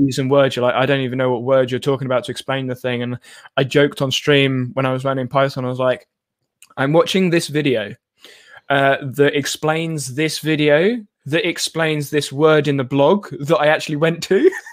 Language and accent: English; United Kingdom; as a British person